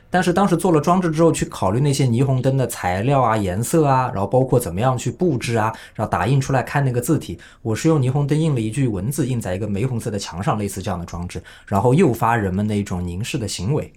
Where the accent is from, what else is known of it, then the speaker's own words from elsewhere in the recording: Suzhou, Jiangsu, China; 我这个苏州人